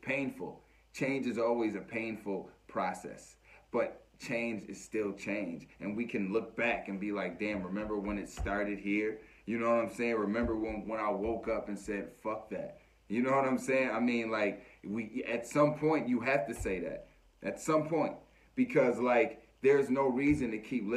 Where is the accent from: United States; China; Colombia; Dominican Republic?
United States; as American people